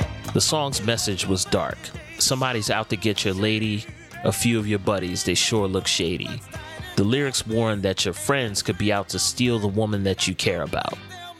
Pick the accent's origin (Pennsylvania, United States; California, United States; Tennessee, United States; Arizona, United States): Pennsylvania, United States; Philadelphia; I grew up in Philly, in a neighborhood called West Oak Lane. Both of my parents are from North Philly.